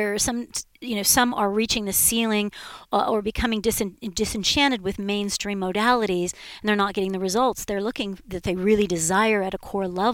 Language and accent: English; Southern California, United States; I was raised in Southern California